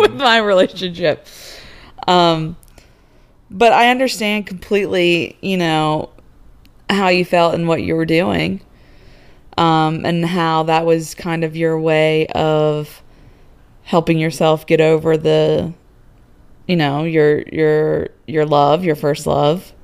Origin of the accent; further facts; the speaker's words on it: Virginia, United States; moved away as an adult; also born or lived in Houston; I was born and raised in Virginia, went to school in Virginia